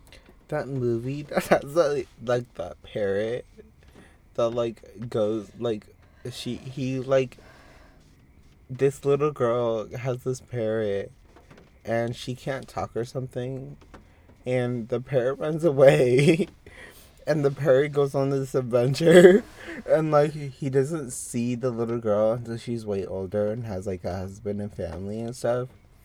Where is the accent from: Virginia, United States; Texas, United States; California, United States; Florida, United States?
Texas, United States; I'm from Texas.